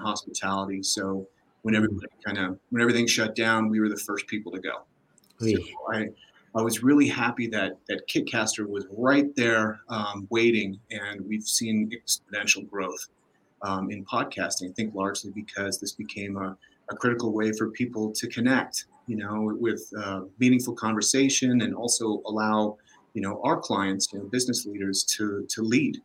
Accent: Denver, Colorado, United States; We're in Denver. I'm from Denver

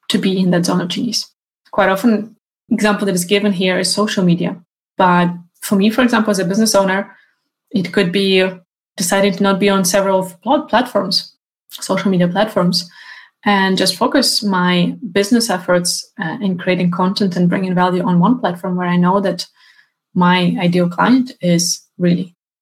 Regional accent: Ukraine; now in Sweden; my home country, Ukraine

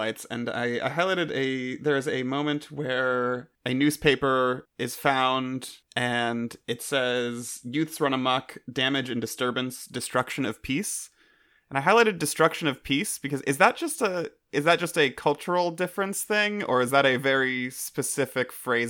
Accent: California, United States; because I'm from California, and I've lived here my entire life

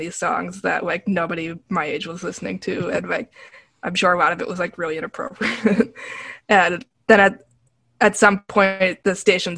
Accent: New York City, New York, United States; I grew up in New York City, so there's no, and you know, my family is from New York City

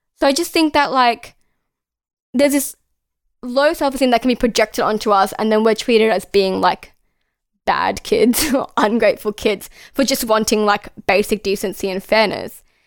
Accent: Australia

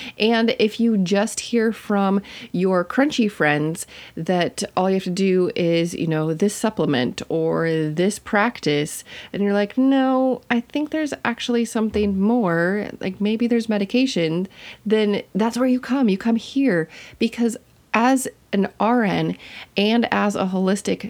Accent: Minnesota, United States; I'm from Minnesota

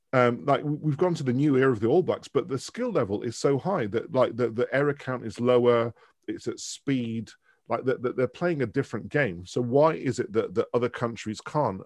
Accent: Manchester, North West England, United Kingdom; moved away as an adult; also born or lived in Dundee; I was born in Manchester. So I've, I've, like, lived in Manchester till the age of eighteen, and then I went to university

